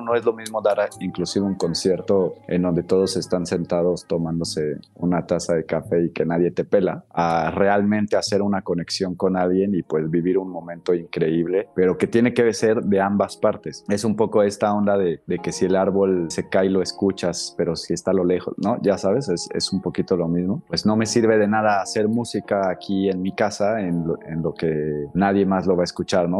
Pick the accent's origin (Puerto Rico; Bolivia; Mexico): Mexico; nosotros somos mexicanos